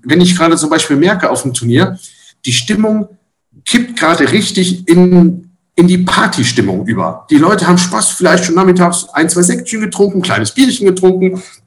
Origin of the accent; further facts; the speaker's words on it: Rhineland, Germany; bei uns im Rheinland